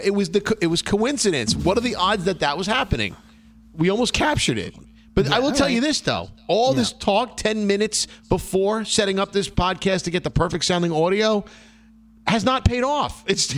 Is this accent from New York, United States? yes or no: yes; New York City, New York, United States; your typical blue-collar family growing up in Brooklyn.